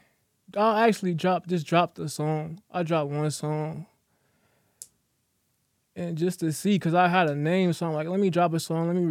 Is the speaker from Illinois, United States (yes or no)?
yes; Chicago, Illinois, United States; moved away; also born or lived in Atlanta; I was raised in Chicago and then I moved to Atlanta.